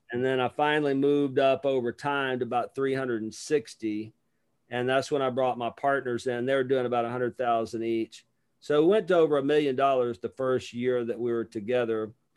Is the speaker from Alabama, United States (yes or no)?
yes; Lower Alabama, United States; I'm from Lower Alabama